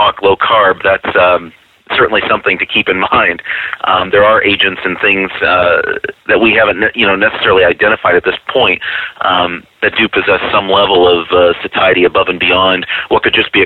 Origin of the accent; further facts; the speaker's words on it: Rochester, New York, United States; I'm from Rochester, New York